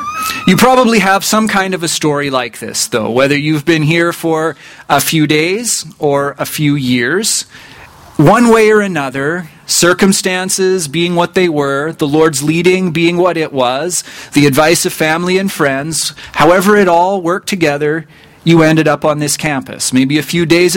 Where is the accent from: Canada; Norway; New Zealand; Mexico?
Canada; rural Saskatchewan; I grew up only about an hour's drive away from here in rural Saskatchewan